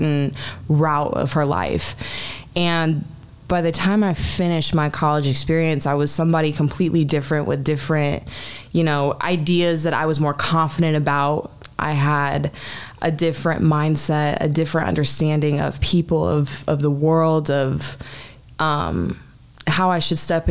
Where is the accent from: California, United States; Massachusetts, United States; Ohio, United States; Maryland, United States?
California, United States; Calabasas; also born or lived in North Hollywood / Washington, D.C. / Long Beach; I am from Calabasas, which is in the Valley. I'm a Valley girl. Grew up there my entire life.